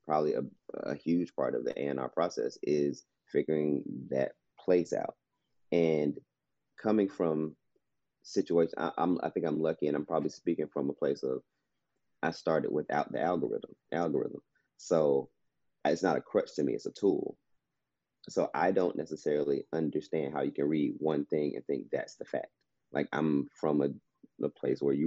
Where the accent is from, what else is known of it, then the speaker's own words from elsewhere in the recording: Atlanta, Georgia, United States; we're from Atlanta